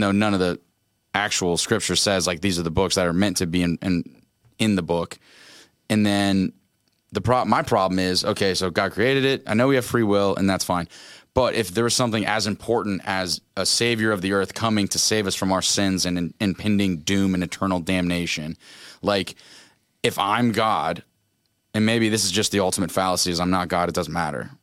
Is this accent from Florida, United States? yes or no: yes; Orlando, Florida, United States; We're from Orlando